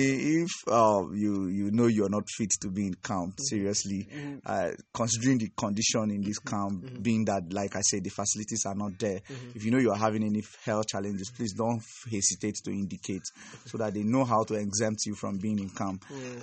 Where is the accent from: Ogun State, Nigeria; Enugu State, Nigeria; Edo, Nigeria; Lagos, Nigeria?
Enugu State, Nigeria; I hail from Enugu State.